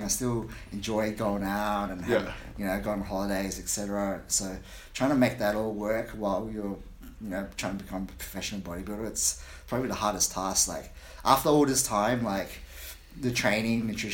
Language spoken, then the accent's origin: English; Australia; born and raised in Australia. My parents are both Vietnamese